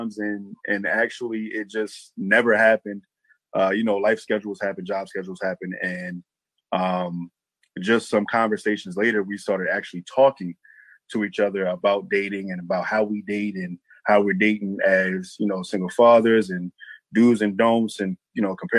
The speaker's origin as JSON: {"language": "English", "town": "Baltimore", "region": "Maryland", "country": "United States", "also_born_or_lived": "Harford County, Maryland", "said": "I'm actually from Baltimore, Maryland as well, via Harford County, via Harford County"}